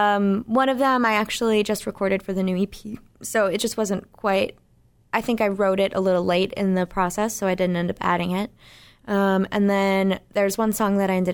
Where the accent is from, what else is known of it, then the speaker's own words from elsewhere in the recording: Plymouth, Massachusetts, United States; I'm from Plymouth, Massachusetts